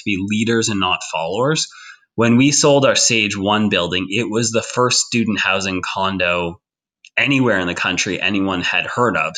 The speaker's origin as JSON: {"language": "English", "town": "Toronto", "region": "Ontario", "country": "Canada", "said": "Being from Toronto"}